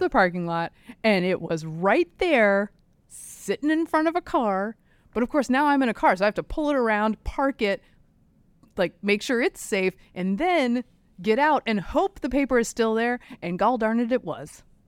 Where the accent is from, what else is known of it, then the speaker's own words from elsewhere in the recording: inland North Carolina, United States; moved away; Some schools, even in my hometown, inland North Carolina